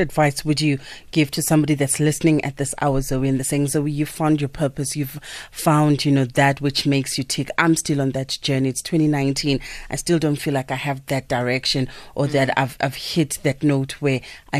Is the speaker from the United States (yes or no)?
no; South Africa; something that is just restricted to us as South Africans